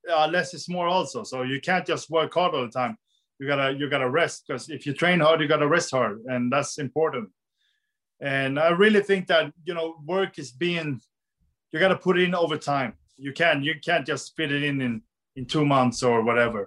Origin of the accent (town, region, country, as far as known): Sweden